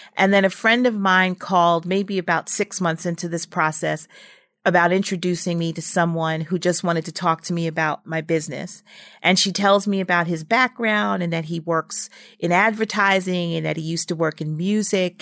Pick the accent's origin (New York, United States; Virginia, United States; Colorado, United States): New York, United States; New York City; I was from Brooklyn and, and from his neighborhood